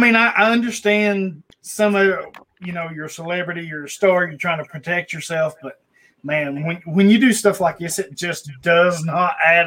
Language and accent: English; Tennessee, United States; I'm from Tennessee